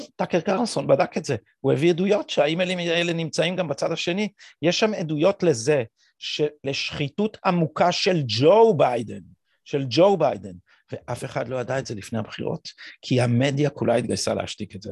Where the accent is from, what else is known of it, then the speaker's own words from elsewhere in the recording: Jerusalem, Jerusalem District, Israel; אצלנו בירושלים אנחנו גדלנו על הדיכוטומיה הזאת, בירושלים האשכנזית